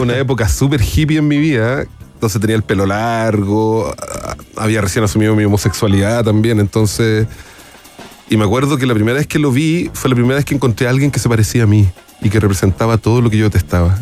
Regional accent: Chile; de Chile

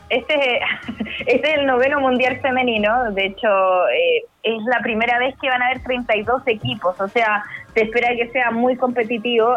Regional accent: Chile

